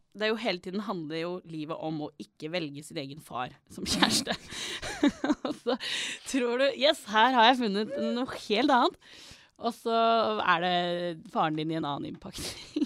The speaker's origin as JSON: {"language": "Norwegian", "country": "Norway", "also_born_or_lived": "United States", "said": "Jeg er norsk"}